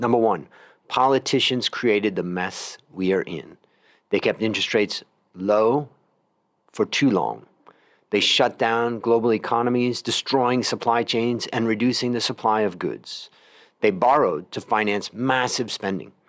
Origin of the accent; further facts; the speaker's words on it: United States; moved away; I'm originally American